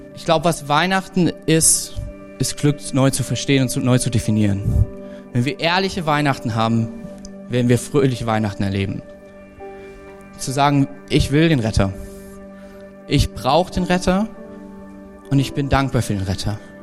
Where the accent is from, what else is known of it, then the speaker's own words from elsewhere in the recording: Thuringia, Germany; für uns als, als Thüringer